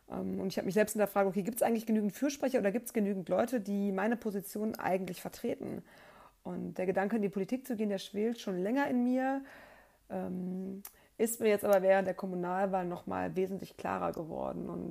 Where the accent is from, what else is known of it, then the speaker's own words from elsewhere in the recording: Cologne, North Rhine-Westphalia, Germany; ich bin 36 Jahre alt, ich bin Mutter von zwei Kindern und ich komme aus Köln.